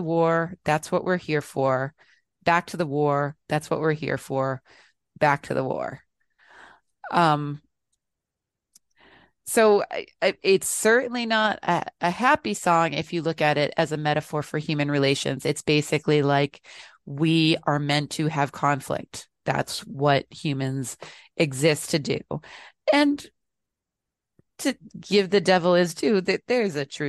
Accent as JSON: {"language": "English", "country": "United States", "said": "being an American"}